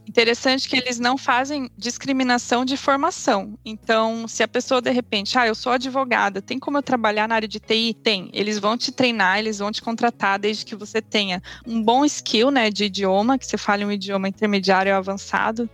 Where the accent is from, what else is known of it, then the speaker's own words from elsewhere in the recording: Paraná, Brazil; moved away as an adult; also born or lived in Hungary / London, United Kingdom; now in Germany; eu sou natural do Paraná